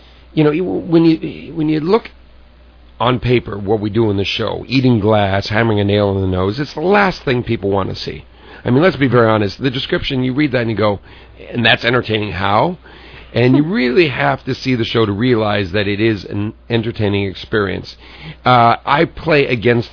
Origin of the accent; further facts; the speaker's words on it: Southern California, United States; just a kid growing up in Southern California